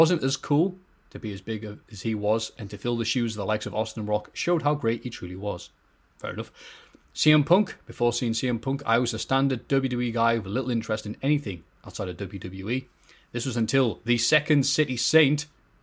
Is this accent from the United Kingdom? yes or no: yes; Liverpool, North West England, United Kingdom; accent: Liverpudlian; my Liverpoolian accent